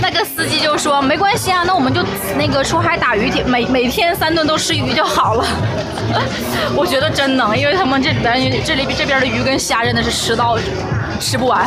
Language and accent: Chinese; Shenyang, Liaoning, China; accent: Northeastern (Dongbei); 如果这是在我们那边沈阳的话